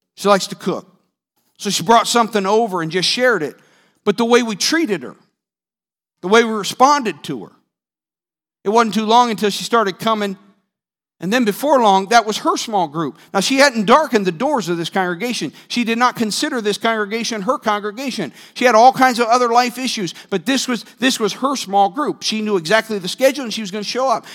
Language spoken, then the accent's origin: English; Northeast, United States; moved away; I'm from the Northeast